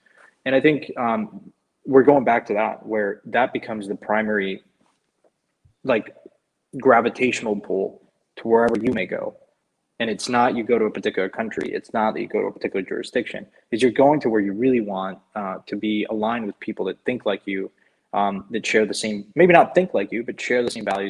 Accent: Mexico; English is a second language; I wrote about this like a long time, just growing up in Mexico.

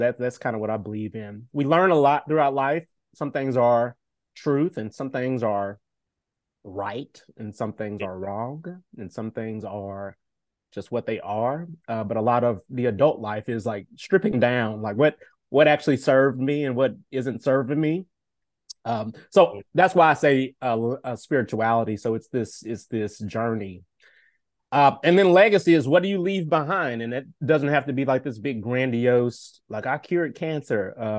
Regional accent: Nashville, Tennessee, United States; born and raised in Nashville, Tennessee.

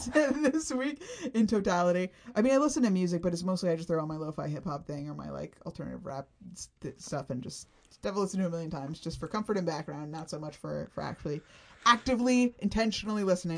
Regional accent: Florida, United States; I grew up in Florida and I went to Disney a lot

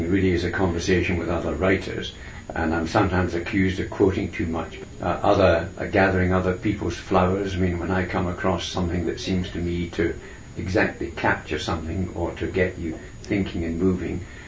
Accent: Scotland, United Kingdom; I'm a Scot

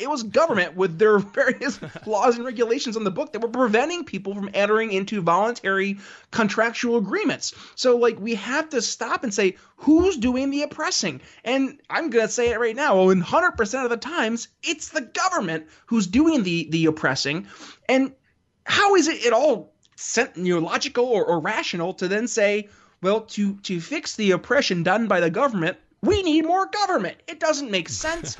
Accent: United States; I say this as an American

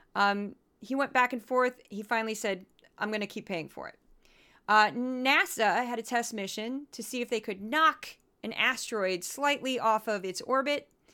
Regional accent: Midwest, United States; I am from the Midwest

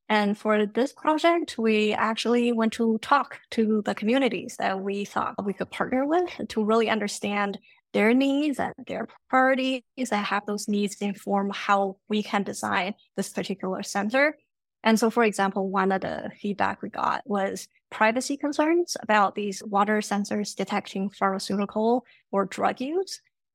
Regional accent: China; also born or lived in Canada; now in United States; I've lived in three different countries. I grew up in China and Canada, and I went to school here in the US.

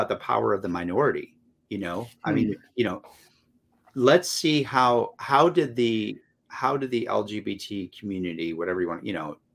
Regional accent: North Carolina, United States; North Carolina, which is my home state

